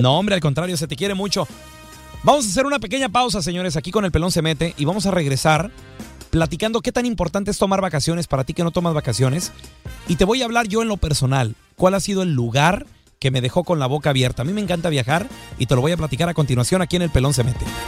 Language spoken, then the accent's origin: Spanish; Chihuahua, Mexico; moved away; also born or lived in California; así yo era cuando estaba yo en Chihuahua, cuando era morrito